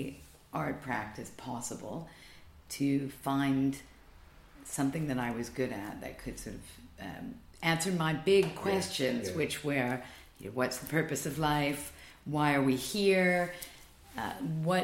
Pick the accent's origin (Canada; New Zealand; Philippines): Canada; moved away as an adult; now in London, United Kingdom; as a Canadian